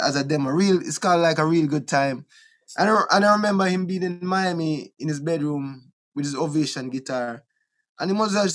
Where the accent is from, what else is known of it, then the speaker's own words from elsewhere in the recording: Kingston, Jamaica; also born or lived in Wilmington, Delaware / Bull Bay, Jamaica; Trenchtown, where I was born in Trenchtown. We grew up in a Trenchtown a little bit